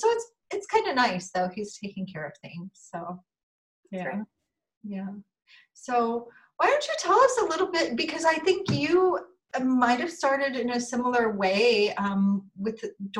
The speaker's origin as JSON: {"language": "English", "town": "Chicago", "region": "Illinois", "country": "United States", "tie": "born or raised there", "said": "And she's from Chicago, which is my hometown too."}